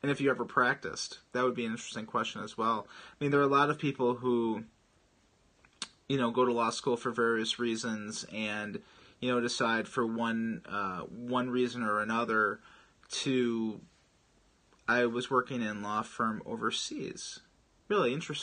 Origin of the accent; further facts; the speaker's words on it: Chicago, Illinois, United States; I'm actually from Chicago as well